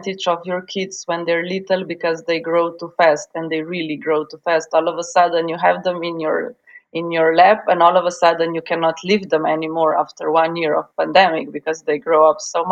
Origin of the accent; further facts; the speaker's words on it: Slovenia; also born or lived in Yugoslavia; now in Ljubljana, Slovenia; I'm from Slovenia, which is a beautiful, green, tiny country on the sunny side of the Alps.